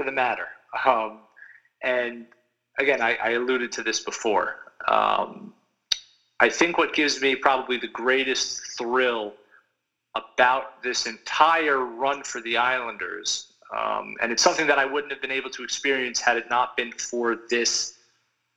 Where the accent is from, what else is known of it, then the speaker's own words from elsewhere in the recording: North Massapequa, New York, United States; I grew up in North Massapequa and I'm lucky enough to still live here.